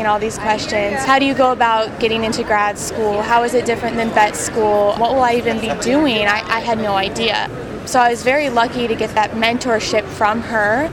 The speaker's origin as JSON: {"language": "English", "region": "near the University of Iowa", "country": "United States", "tie": "born or raised there", "also_born_or_lived": "Ames, Iowa", "moved": "as an adult", "lives_now": "Manhattan, United States", "said": "I grew up very close to the University of Iowa, so grew up a Hawkeye fan"}